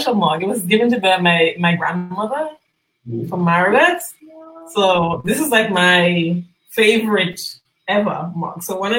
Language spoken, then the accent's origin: English; Marigot, Dominica; moved away as an adult; now in Martinique; Right now, I live in Martin. But I was born in Dominica, grew up in Dominica, actually grew up in Maragat. Mm-hmm. Went to Concord Primary School, St. Andrews High School, the best. And I moved to Martin to go to university.